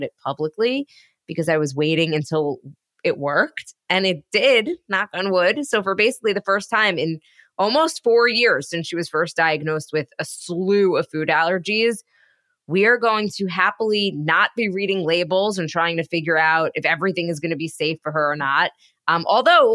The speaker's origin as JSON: {"language": "English", "town": "Jericho", "region": "New York", "country": "United States", "tie": "born or raised there", "said": "my hometown, Jericho"}